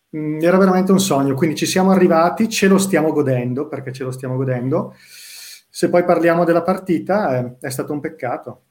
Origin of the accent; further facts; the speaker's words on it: Bergamo, Lombardy, Italy; da bergamasco